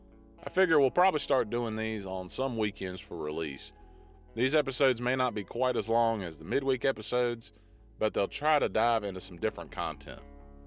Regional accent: Burlington, North Carolina, United States; my hometown of Burlington, North Carolina

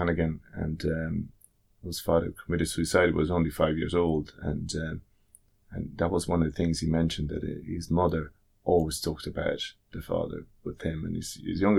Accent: Italy; now in Ireland; I grew up in Italy

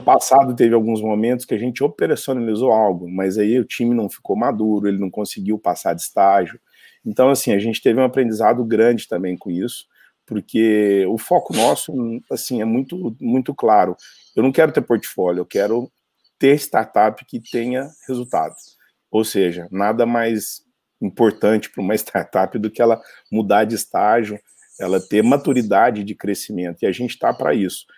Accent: Uberaba, Minas Gerais, Brazil; also born or lived in São Paulo; eu sou de Uberaba, Minas Gerais

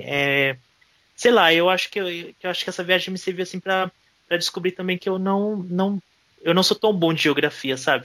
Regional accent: Pernambuco, Brazil; eu sou nordestino com muito orgulho. Eu estou de volta para minha terra

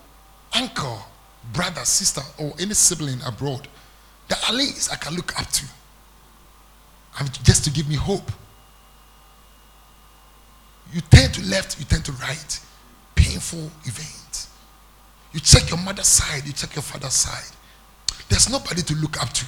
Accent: Ghana; moved away as an adult; also born or lived in Accra, Ghana; When I came to Accra, I moved from my hometown. I came on down to Accra

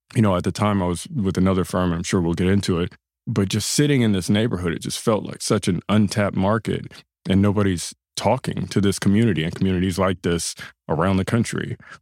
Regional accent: Los Angeles, California, United States; I grew up, born and raised in South LA. That's uh, Gardena and then Ladera Heights

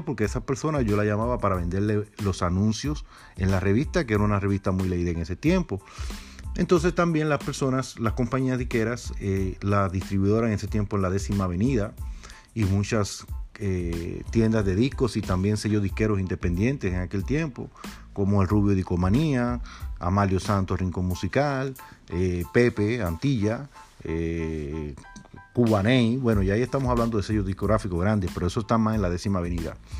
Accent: Dominican Republic; born or raised there; moved away

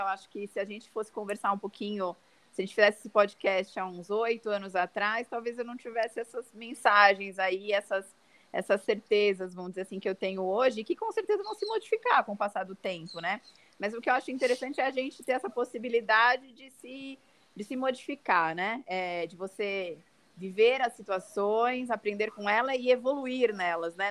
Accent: São Paulo, Brazil; Sou aqui de São Paulo

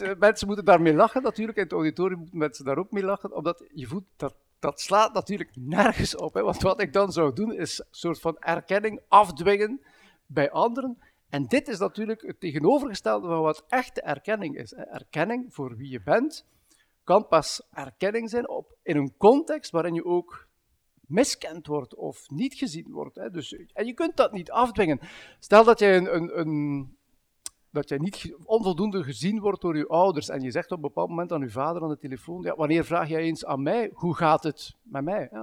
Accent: Bruges, Flanders, Belgium; now in Ghent, Belgium; Ik ben, ben als West-Vlaming opgegroeid in, in, Brugge en woon op dit moment in Gent.

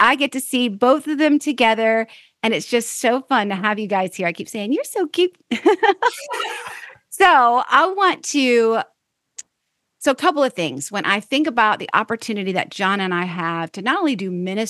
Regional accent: Florida, United States; Florida native, just like me

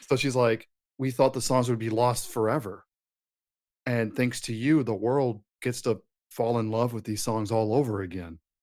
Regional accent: Texas, United States; as a Texan

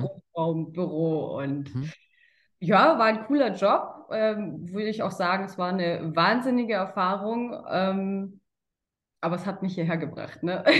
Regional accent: Karlsruhe, Baden-Württemberg, Germany; ich komme aus Karlsruhe und bin jetzt im Vertrieb tätig.

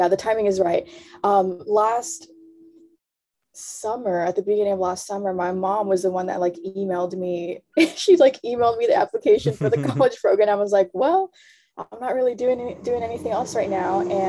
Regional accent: Southern California, United States; also born or lived in Florida; Yeah, I'm in LA right now. I was born and raised here in SoCal.

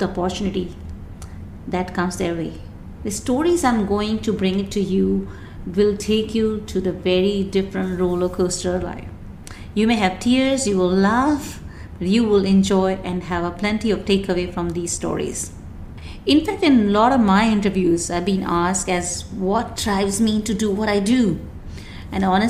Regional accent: Rajasthan, India; moved away as an adult; now in Dubai, United Arab Emirates; I born and brought up in India, a place called Rajasthan, and moved to Dubai in 1999.

